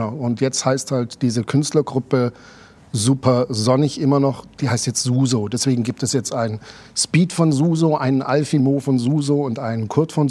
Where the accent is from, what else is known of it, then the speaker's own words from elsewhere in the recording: Germany; accent: German dialect; now in Switzerland; Aber ich habe es mit meinem deutschen Dialekt geschafft, den, Appenzell, den Appenzeller, Appenzeller Käse zu verkaufen.